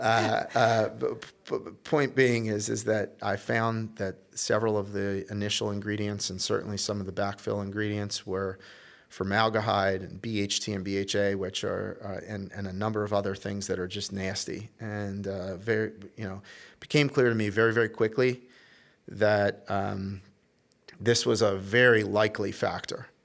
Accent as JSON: {"language": "English", "town": "Baltimore", "region": "Maryland", "country": "United States", "tie": "born or raised there", "also_born_or_lived": "Little Rock, Arkansas", "said": "up to Baltimore, Maryland, where I, uh, spent most of my childhood"}